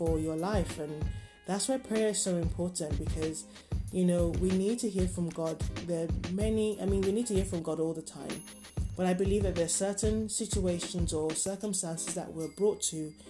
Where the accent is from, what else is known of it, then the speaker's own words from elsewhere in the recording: Nigeria; I grew up in Nigeria, so, you know, people pray often